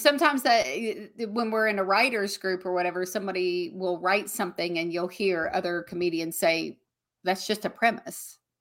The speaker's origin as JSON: {"language": "English", "region": "the South", "country": "United States", "accent": "Southern", "said": "I still have my Southern accent"}